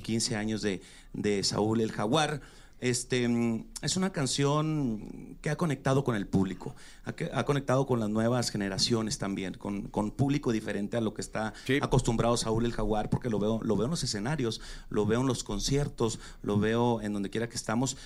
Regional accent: Chihuahua, Mexico; soy de Chihuahua

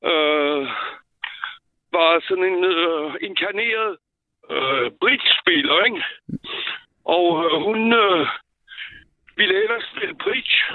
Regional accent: southwestern France, France; now in Denmark; jeg er født i Sydvestfrankrig

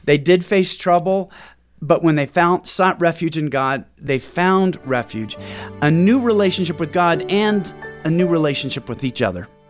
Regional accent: Pacific Northwest, United States; moved away as an adult; now in Houston, United States; We're from Pacific Northwest

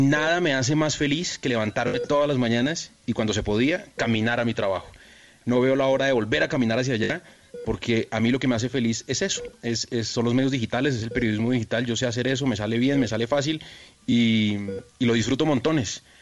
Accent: Colombia; yo me fui de Colombia dejando el mejor trabajo que he tenido en mi vida

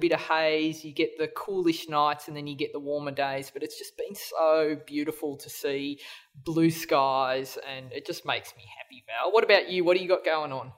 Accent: Australia; we're all Australian here

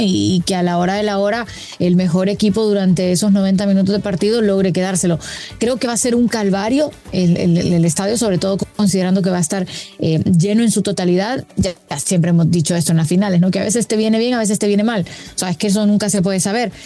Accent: Honduras; yo como hondureña

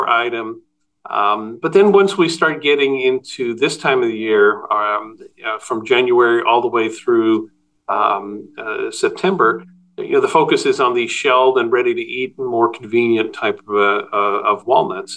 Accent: Netherlands; moved away; I was born in Holland and my family ran a really small neighborhood produce store

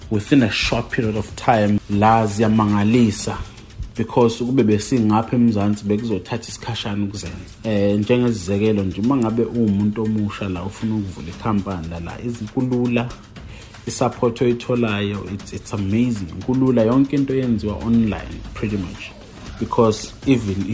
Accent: KwaZulu-Natal, South Africa; moved away as an adult; also born or lived in Qatar; now in United States; imvelaphi yami ngisuka eKZN

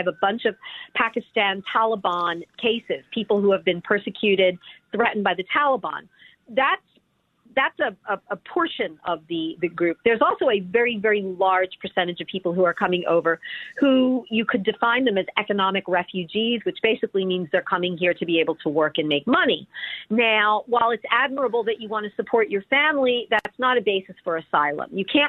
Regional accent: Delaware County, Pennsylvania, United States; also born or lived in Philadelphia; my hometown, my old stomping grounds of Delaware County, right outside of Philadelphia.

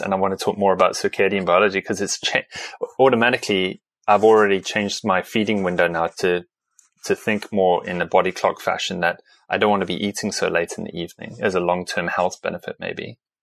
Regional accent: South Africa; I come from South Africa, so a very sunny environment

